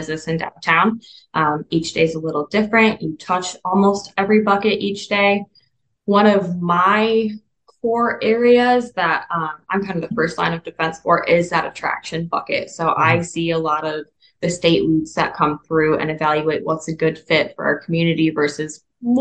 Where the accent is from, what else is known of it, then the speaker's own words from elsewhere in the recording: Southwest Michigan, United States; moved away as an adult; now in Findlay, United States; I'm from Southwest Michigan originally